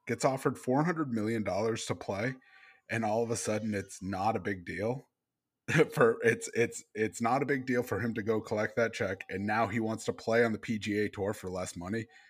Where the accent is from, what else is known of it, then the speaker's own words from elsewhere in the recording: Maine, United States; I grew up in Maine